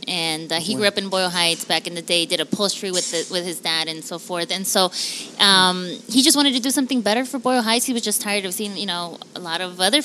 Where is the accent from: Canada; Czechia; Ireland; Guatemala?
Guatemala; Quetzaltenango; now in Los Angeles, United States; I'm from Guatemala.